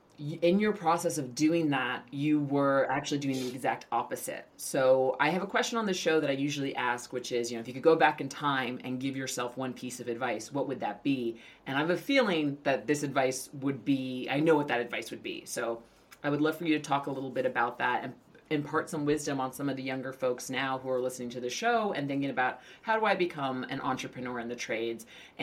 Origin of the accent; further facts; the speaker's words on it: New York, United States; I'm a New Yorker